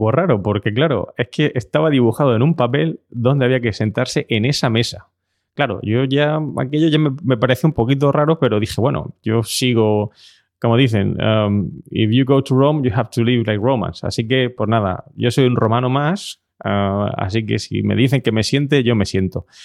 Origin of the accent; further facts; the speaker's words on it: Spain; me había tomado un café y como sabéis venimos de España.